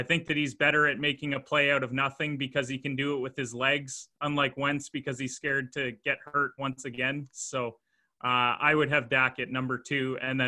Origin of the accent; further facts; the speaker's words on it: Canada; I'm a Canadian.